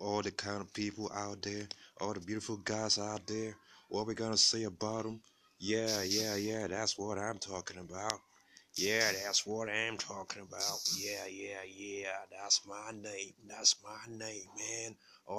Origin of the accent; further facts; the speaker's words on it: Nigeria; I'm from Nigeria.